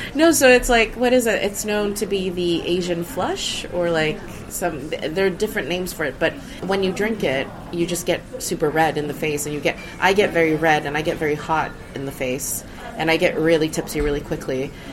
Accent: Sweden; moved away as an adult; now in United Kingdom; I grew up in Sweden

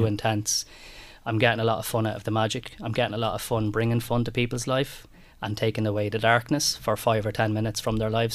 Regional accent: Ireland; we Irish people

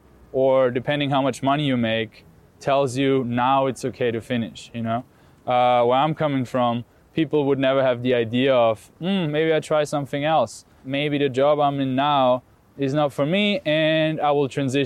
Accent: Austria; I grew up in Austria

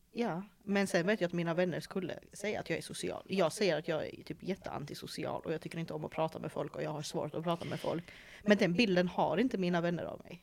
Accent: Malmö, Skåne, Sweden; also born or lived in England; Jag är född och uppväxt här i Malmö

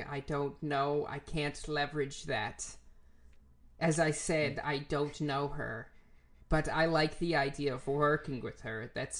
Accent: Germany; English is a second language; so as I am from Germany, I have some loyalty to brands

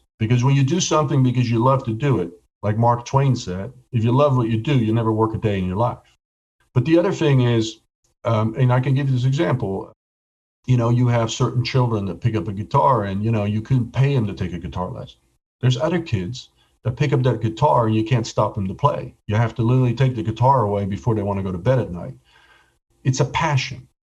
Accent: Ireland; But, you know, I'm Irish. I'm never lucky.

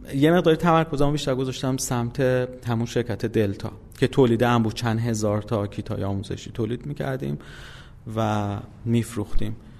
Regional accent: Isfahan, Iran; من اصفهان به دنیا اومدم سال 1363

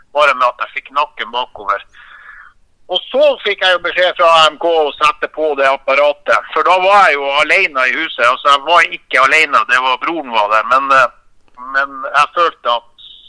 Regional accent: Finnmark, Norway; vi er fra Finnmark

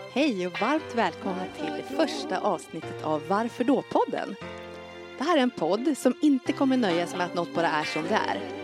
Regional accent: Leksand, Dalarna County, Sweden; jag är ju uppväxt på Vischan uppe i Dalarna i Leksand

